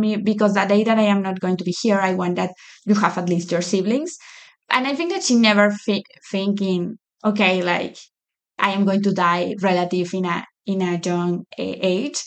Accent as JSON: {"language": "English", "region": "Lima", "country": "Peru", "tie": "born or raised there", "moved": "as an adult", "lives_now": "United States", "said": "I grew up in Lima. Lima is the capital of Peru. I grew my whole life there. This is my first time living in the U.S."}